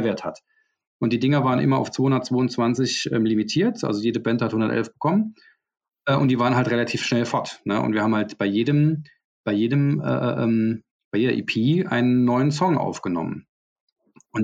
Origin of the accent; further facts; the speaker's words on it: Saarbrücken, Saarland, Germany; bei uns in Saarbrücken